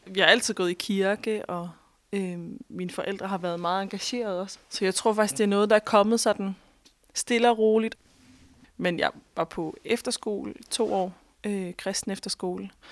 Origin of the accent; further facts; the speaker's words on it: Thisted, North Denmark Region, Denmark; moved away as an adult; also born or lived in Australia; en dreng fra Tisted, hvor jeg voksede op.